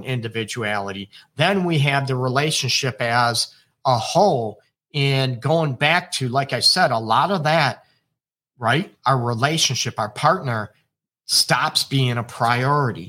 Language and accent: English; United States; now in Detroit, United States; I am American. I'm in Detroit, Michigan, United States.